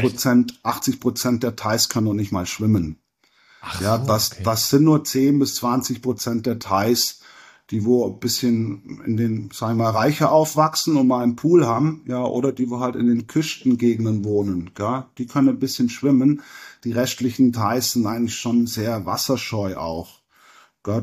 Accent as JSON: {"language": "German", "town": "Lindenberg im Allgäu", "region": "Bavaria", "country": "Germany", "tie": "born or raised there", "moved": "as an adult", "lives_now": "Koh Tao, Thailand", "said": "ich komme aus Lindenberg im Allgäu"}